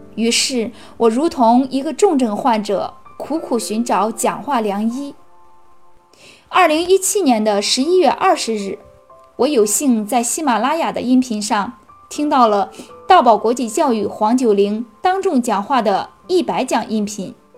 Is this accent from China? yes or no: yes; Cangzhou, Hebei, China; 我是来自河北沧州的